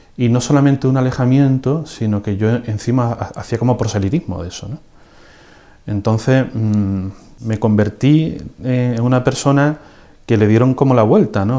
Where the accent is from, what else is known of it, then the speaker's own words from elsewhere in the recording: Seville, Andalusia, Spain; also born or lived in Huelva; Los dos somos de Sevilla